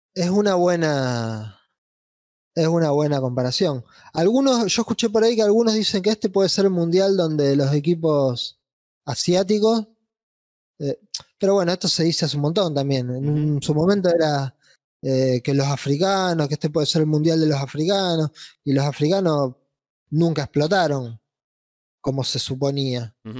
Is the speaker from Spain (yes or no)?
no; Argentina